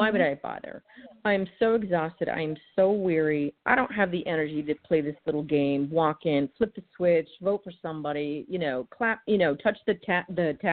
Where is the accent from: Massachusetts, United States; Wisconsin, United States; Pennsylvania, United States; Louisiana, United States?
Massachusetts, United States; moved away; I'm originally from Massachusetts, so sarcasm is my native language